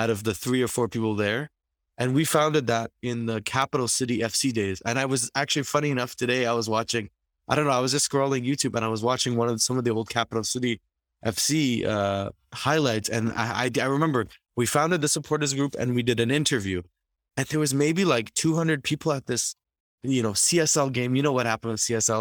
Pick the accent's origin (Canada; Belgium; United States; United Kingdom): Canada; as all of us Canadian football fans did